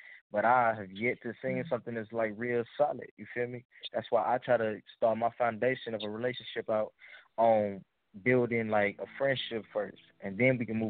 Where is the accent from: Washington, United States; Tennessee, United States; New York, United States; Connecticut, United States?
Tennessee, United States; Memphis; now in Austin, United States; I'm from Memphis, but right now I'm in Austin.